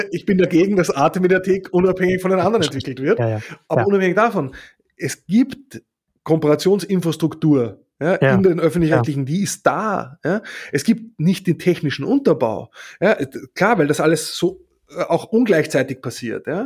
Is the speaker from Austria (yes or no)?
yes; Austria; also ich muss sagen, als Österreicher sowieso, ich habe lange überhaupt nicht geschnallt